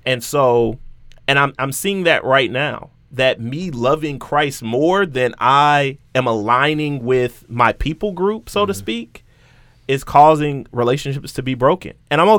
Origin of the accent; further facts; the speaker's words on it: Houston, Texas, United States; Oh, I'm from Southwest A-Leaf, Texas. It's the SWAT, you know, like. That's a real thing.